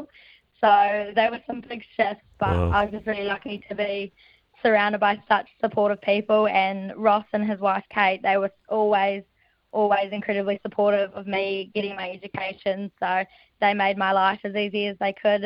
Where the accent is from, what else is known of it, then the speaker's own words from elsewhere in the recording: North Island, New Zealand; moved away as an adult; now in Christchurch, New Zealand; I'm from the North Island originally, and I moved down to Christchurch to study nursing